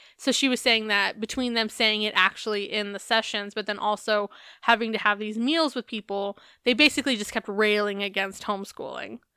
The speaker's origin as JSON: {"language": "English", "region": "Arizona", "country": "United States", "said": "I'm from Arizona"}